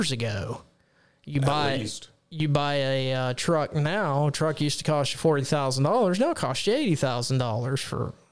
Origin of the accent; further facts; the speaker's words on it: Texas, United States; my home state of Texas, the great state of Texas